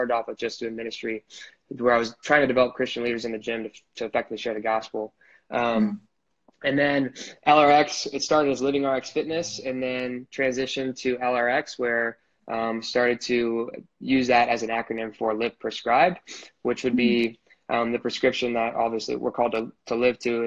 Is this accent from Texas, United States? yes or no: no; Marysville, Ohio, United States; I am from Marysville, Ohio. So it's like a small town outside of Columbus